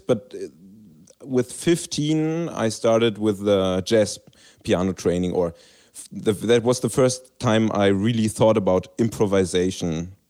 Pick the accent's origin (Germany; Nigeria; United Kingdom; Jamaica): Germany; Berlin; I was raised in Berlin, capital of Germany.